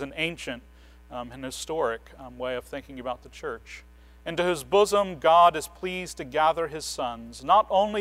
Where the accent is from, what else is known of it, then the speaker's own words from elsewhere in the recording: United States; As modern American evangelicals